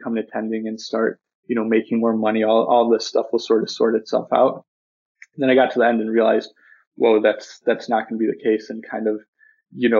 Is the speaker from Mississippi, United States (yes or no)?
no; Buffalo, New York, United States; moved away as an adult; I'm originally from Buffalo, New York, and that's where I just moved back